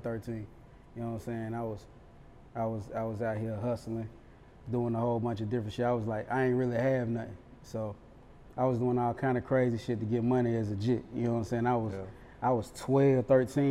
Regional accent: Charlotte, North Carolina, United States; now in Atlanta, United States; That's where exactly where I'm from Westchester, to be exact, exit 34 Freedom Drive

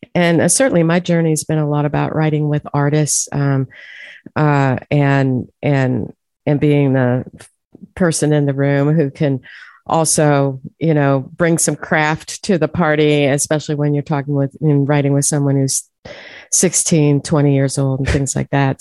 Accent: Youngstown, Ohio, United States; moved away as an adult; also born or lived in Pittsburgh, Pennsylvania; now in Nashville, United States; I'm from Youngstown, Ohio, and migrated over there to Pittsburgh

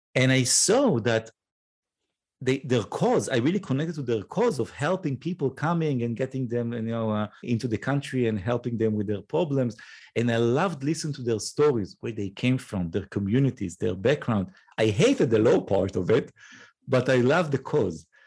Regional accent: north of Israel, Israel; accent: Israeli; English is a second language; I was born and raised in the north of Israel

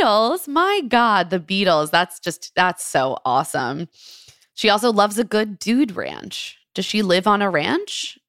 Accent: Maryland, United States; a Maryland gal, my, my home state.

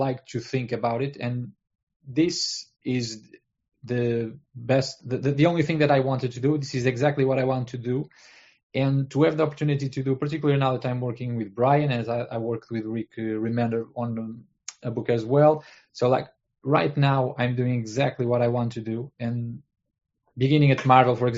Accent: Portugal; I'm at Portugal, and I'm from Portugal. I live here. I live here my entire life

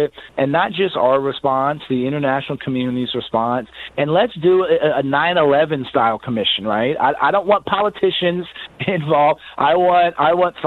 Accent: San Antonio, Texas, United States; my hometown of San Antonio

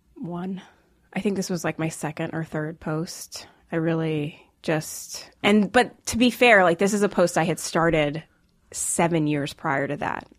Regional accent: Rockville, Maryland, United States; also born or lived in Jamaica / New York City / Silicon Valley; I grew up, uh, just like forty-five minutes outside D C

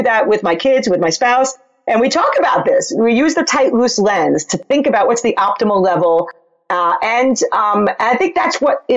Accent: New York, United States; I'm from New York

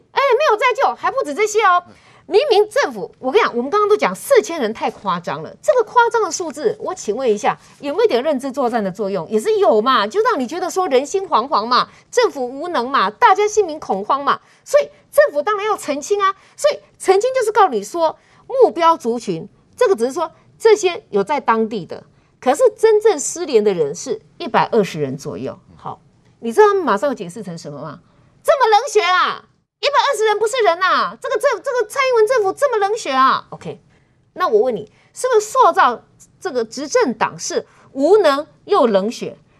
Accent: Taiwan; 我们台湾人的六分之一吧

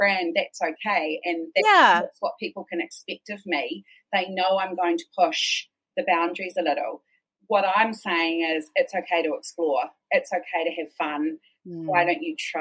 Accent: Christchurch, Canterbury, New Zealand; I grew up in Christchurch

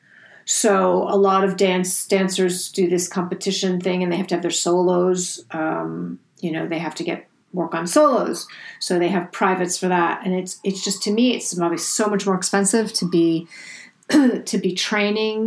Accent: New York City, New York, United States; I was raised in New York City in a rent stabilized apartment on Park Avenue

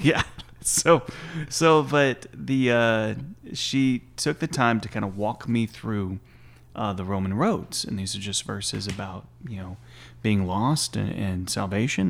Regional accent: Stephenville, Texas, United States; I'm from originally from Stephen Mill, Texas, and, uh, born and raised there

